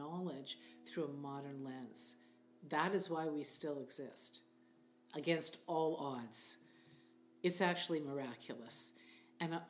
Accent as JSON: {"language": "English", "country": "Canada", "said": "as a Canadian"}